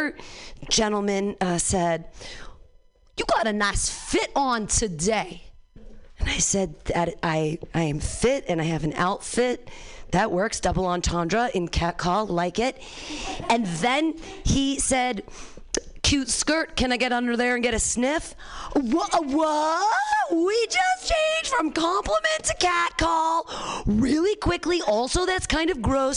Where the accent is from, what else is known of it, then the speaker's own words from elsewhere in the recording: Danville, California, United States; I grew up in Danville here with the San Ramon Valley